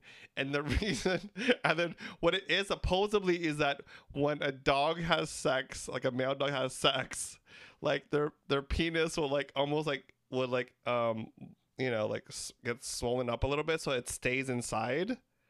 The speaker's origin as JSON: {"language": "English", "country": "Philippines", "said": "And yes, I got pulled over for being Filipino."}